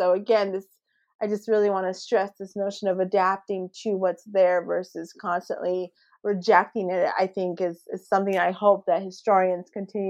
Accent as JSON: {"language": "English", "country": "United States", "said": "she's Black like me, and she's Brazilian, and I'm American"}